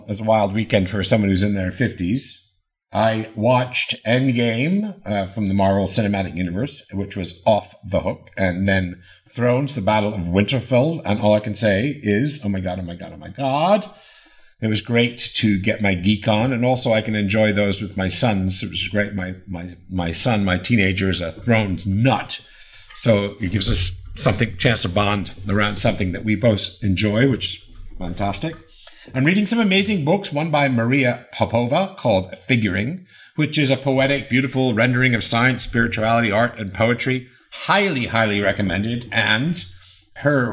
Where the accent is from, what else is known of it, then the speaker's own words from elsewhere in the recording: London, United Kingdom; moved away; it's good to connect to my hometown and my culture, as we say in England, my culture